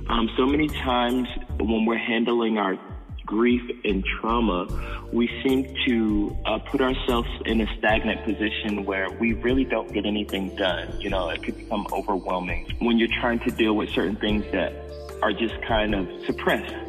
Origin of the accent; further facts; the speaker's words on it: Raleigh, North Carolina, United States; moved away as an adult; now in Los Angeles, United States; I'm originally from Raleigh, North Carolina, and I came out I came out here about two years ago